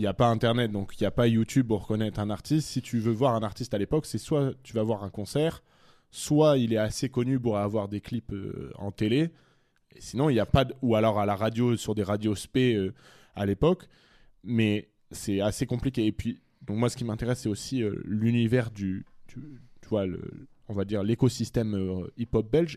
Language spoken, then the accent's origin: French; France; moved away; also born or lived in Brussels; je suis français